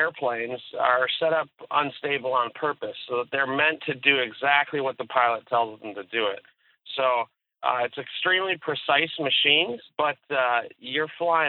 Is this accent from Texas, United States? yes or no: no; Michigan, United States; Yes, I grew up in Michigan